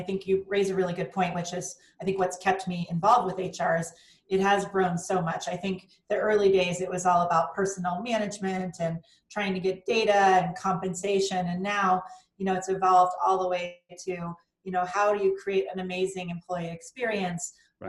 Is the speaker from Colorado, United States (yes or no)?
yes; Littleton, Colorado, United States; So I grew up in Littleton, Colorado, and then found my way to CU Boulder for undergrad and the University of Denver for my MBA.